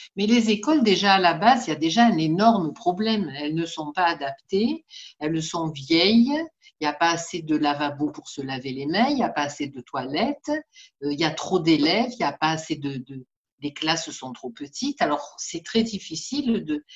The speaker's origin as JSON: {"language": "French", "town": "Marseille", "region": "Provence-Alpes-Côte d'Azur", "country": "France", "tie": "born or raised there", "said": "je suis née à Saint-Lazare et j'y suis toujours, donc je ne suis pas partie."}